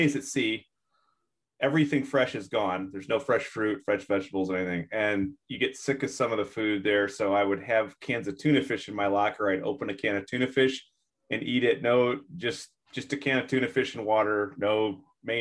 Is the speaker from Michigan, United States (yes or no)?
yes; Michigan, United States; now in Seattle, United States; I grew up in Michigan, near Lake Michigan, and so a big body of water. And now I live out here in Seattle